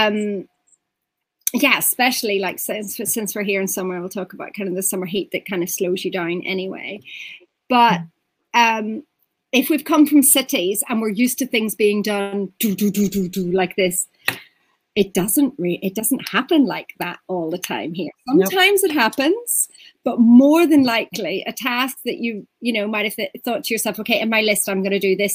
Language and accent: English; Ireland; now in Portugal; I'm Irish